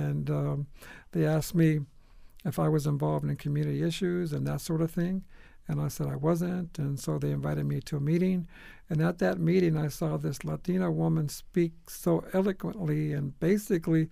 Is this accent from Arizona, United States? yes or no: yes; Phoenix, Arizona, United States; I was born and raised in Phoenix